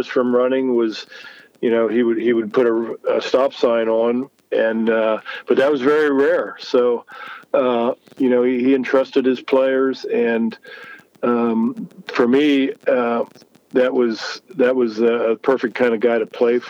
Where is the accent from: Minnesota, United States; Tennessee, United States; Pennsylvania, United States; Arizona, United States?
Pennsylvania, United States; Lancaster; here to Lancaster in my hometown